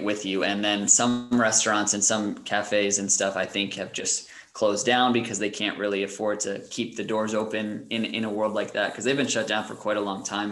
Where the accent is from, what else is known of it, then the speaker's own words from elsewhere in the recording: United States; moved away as an adult; also born or lived in Germany; now in Denmark; for us as Americans